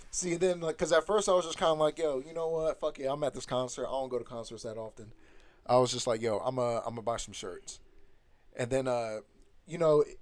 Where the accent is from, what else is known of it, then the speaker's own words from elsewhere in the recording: Dublin, Georgia, United States; I'm from Dublin, Georgia. Hell yeah. That's uh small town, country as fuck.